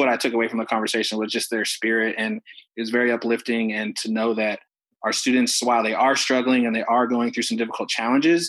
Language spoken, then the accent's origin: English; Alaska, United States; moved away; I grew up in Alaska.